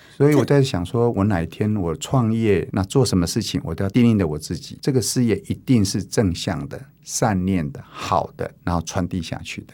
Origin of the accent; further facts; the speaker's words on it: Taiwan; also born or lived in Changhua / Taichung; 那我太太是客家的，那我是闽南的，那我们两个呢是学长学妹，我们都是亚东工专